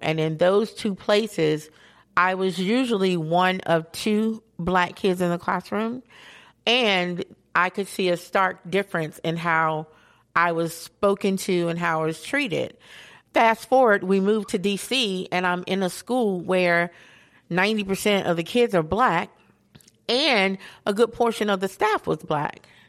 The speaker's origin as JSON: {"language": "English", "town": "Asheville", "region": "North Carolina", "country": "United States", "tie": "born or raised there", "said": "growing up in Asheville"}